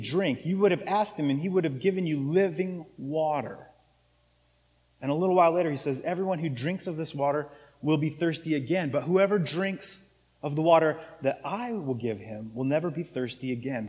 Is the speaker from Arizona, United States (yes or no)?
yes; Arizona, United States; now in Seattle, United States; where I grew up in Arizona